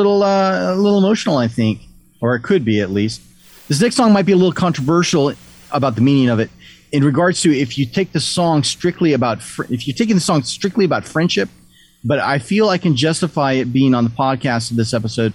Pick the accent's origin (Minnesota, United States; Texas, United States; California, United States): California, United States; Orange County; my hometown of Orange County, California